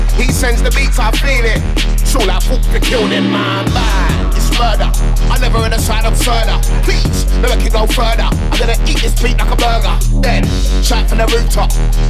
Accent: London, United Kingdom; I'm from East London, where house is local.

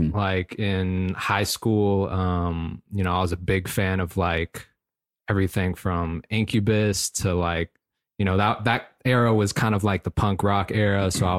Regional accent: Fairfax, Virginia, United States; moved away as an adult; also born or lived in Philadelphia; I was born and raised in Fairfax, Virginia. Spent the first 18 years of my life there. Went on to college for a year in Philly.

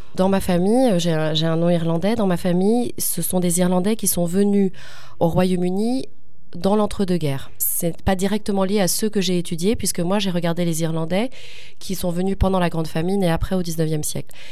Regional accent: France; first language French; le français est ma langue maternelle, et c'est là où j'ai passé, j'ai vécu le plus dans ma vie en France.

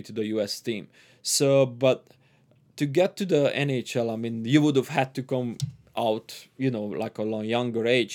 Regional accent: Transylvania, Romania; first language Hungarian; English is a second language; moved away; I was born and raised till I left the Romania

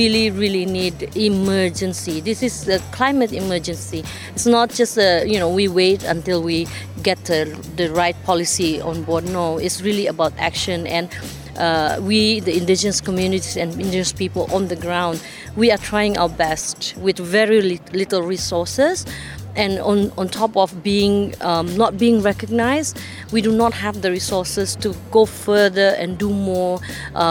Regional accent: Sabah, Malaysia; I come from the Katazan community. Katazan community, we live in the island of Borneo. I'm from the state of Sabah, Malaysia

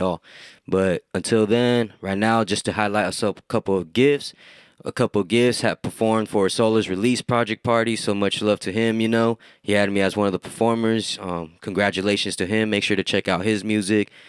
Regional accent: Hollister, California, United States; Hometown, like, growing up in Hollister

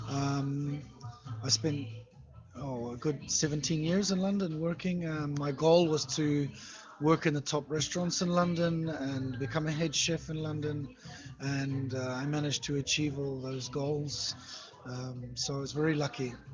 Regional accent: New Zealand; moved away as an adult; also born or lived in Moscow, Russia; now in Saint Petersburg, Russia; I'm from New Zealand. New Zealand. yeah, small place on the east coast of New Zealand on the North Island. It's um, quite small.

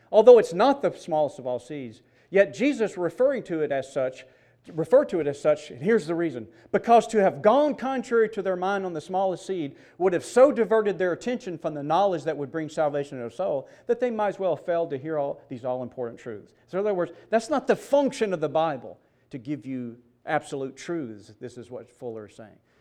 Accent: Mississippi, United States; I grew up in Mississippi.

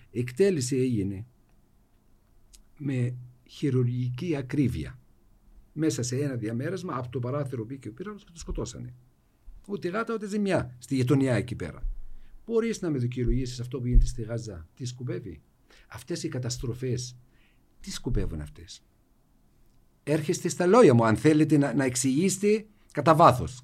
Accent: Jenin, West Bank, Palestine; τι γίνεται στη δυτική όχθη, στην Τζινίν, εγώ είμαι από την Τζινίν.

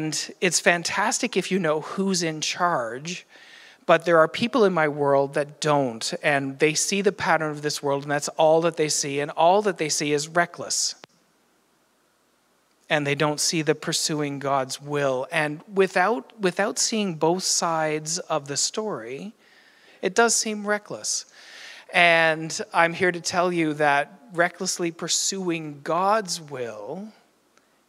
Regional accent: Newfoundland and Labrador, Canada; now in Ottawa Valley, Canada; I am from Newfoundland as well

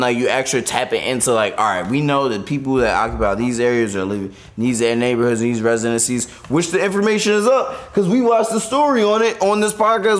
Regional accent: Philadelphia, Pennsylvania, United States; I grew up in South Philly

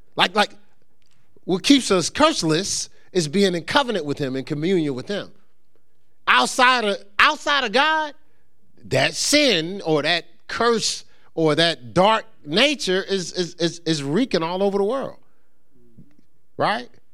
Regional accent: Newark, New Jersey, United States; moved away; also born or lived in upstate New York; I grew up in Newark, New Jersey

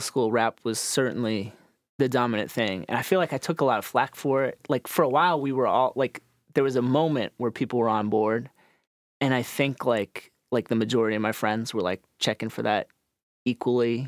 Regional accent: Needham, Massachusetts, United States; I grew up in Needham, Massachusetts. It's a suburb of Boston.

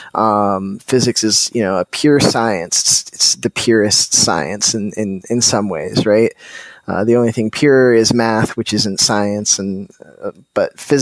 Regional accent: Colorado, United States; growing up in Colorado

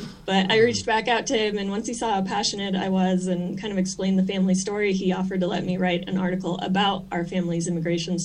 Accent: Arvada, Colorado, United States; I was born and raised in Arvada, Colorado

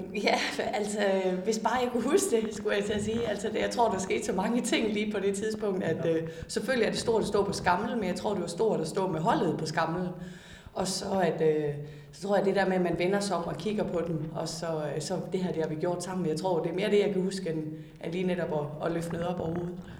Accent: Denmark

